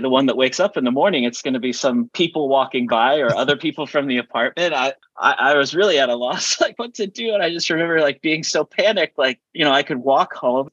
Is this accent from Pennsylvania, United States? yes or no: no; Lincoln, Nebraska, United States; I grew up in Lincoln, Nebraska